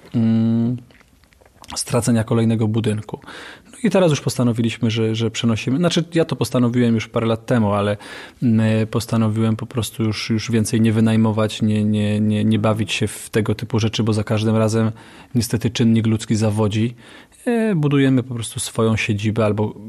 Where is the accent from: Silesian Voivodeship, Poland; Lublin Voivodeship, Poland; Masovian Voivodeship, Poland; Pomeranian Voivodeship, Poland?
Silesian Voivodeship, Poland; Katowice; ja jestem z Ligoty po prostu, mm, ze Starówki